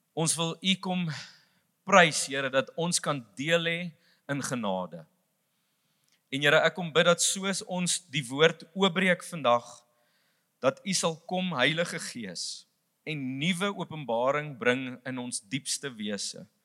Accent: South Africa; vir ons as Suid-Afrikaners

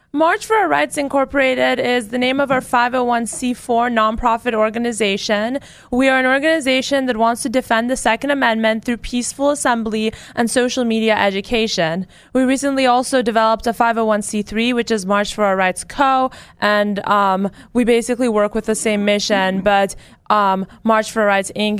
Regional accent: California, United States; I'm from California

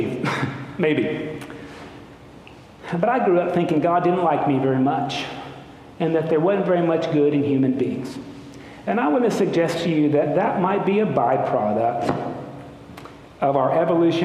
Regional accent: Lexington, Kentucky, United States; I was born in Good Samaritan Hospital in Lexington, Kentucky

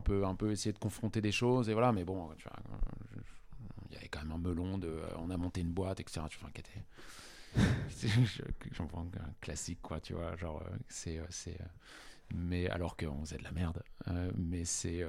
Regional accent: Paris, Île-de-France, France; j'ai fait mon collège, lycée à Paris

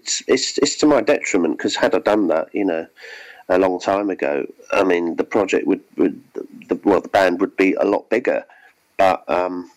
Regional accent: South of England, United Kingdom; I'm from the south of England

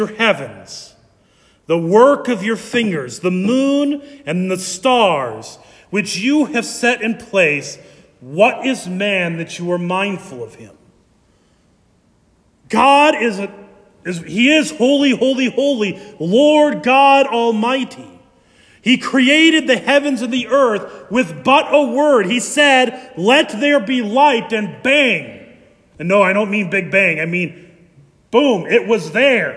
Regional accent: Ankeny, Iowa, United States; I grew up in Ankeny

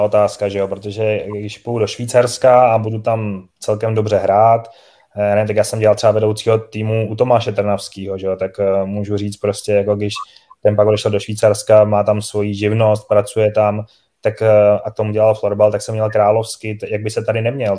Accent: Czechia; My máme obrovskou výhodu jako Češi

